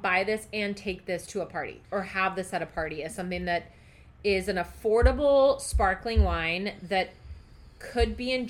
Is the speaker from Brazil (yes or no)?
yes; Brazil; moved away; About my home country.